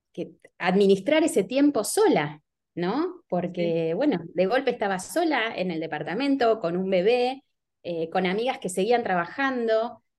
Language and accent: Spanish; Buenos Aires, Argentina; Yo me crié en San Telmo, que es un barrio muy bohemio, sobre todo hace 30 años en Buenos Aires